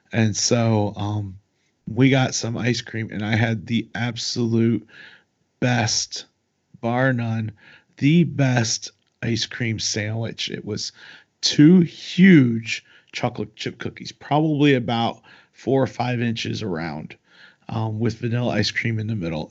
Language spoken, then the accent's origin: English; Raleigh, North Carolina, United States; we're from Raleigh